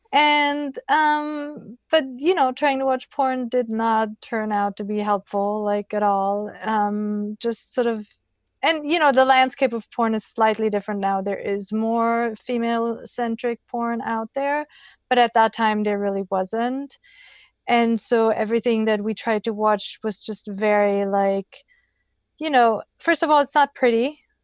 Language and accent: English; Germany; I grew up in Germany